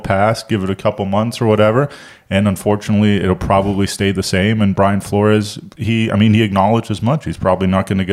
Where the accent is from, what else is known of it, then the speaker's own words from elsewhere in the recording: Germany; also born or lived in Miami, United States; now in Charlotte, United States; I'm from Germany originally